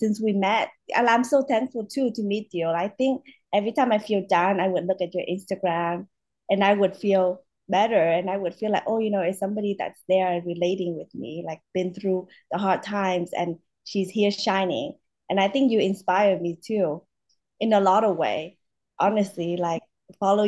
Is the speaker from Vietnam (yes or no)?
yes; Vietnam; now in United States; I'm from Vietnam